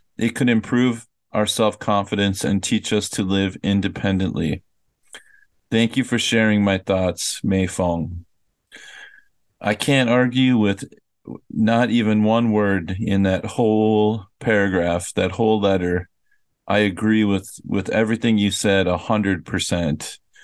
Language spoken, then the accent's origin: English; United States; moved away; I really don't even think of myself as American anymore